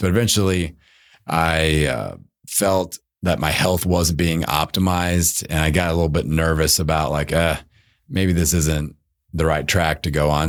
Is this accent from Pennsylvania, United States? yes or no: no; Indiana, United States; I grew up in Indiana playing basketball